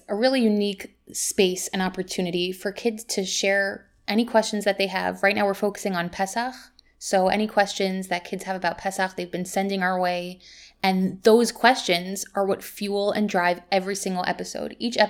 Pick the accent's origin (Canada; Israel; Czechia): Israel; Jerusalem, Jerusalem District; also born or lived in United States; I was born here in Yerushalayim, grew up in Israel and in America, where I taught for many years.